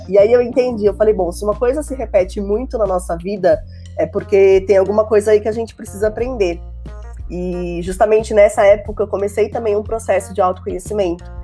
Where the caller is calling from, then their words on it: São Paulo, Brazil; eu falo aqui de São Paulo, da Zona Sul, capital, e eu sou mentora e treinadora de comunicação.